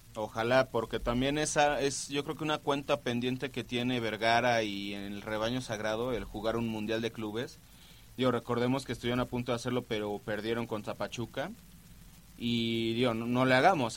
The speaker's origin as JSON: {"language": "Spanish", "country": "Argentina", "moved": "yes", "lives_now": "Mexico", "said": "como argentino que vivo en México"}